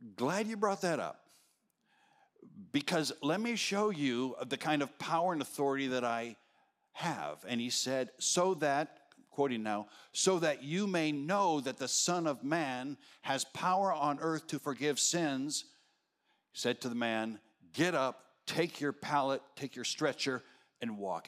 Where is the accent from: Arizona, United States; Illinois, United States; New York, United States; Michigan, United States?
Arizona, United States; moved away; I was raised in Arizona. We don't have daylight savings time